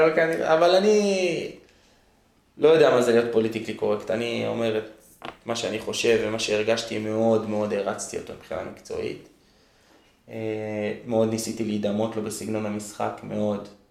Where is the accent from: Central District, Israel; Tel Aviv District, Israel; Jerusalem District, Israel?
Jerusalem District, Israel; Jerusalem; also born or lived in Gilo, Jerusalem / Har Homa, Jerusalem; גדלתי ממש ממש שם, ואז עברנו עם כל המשפחה לגילו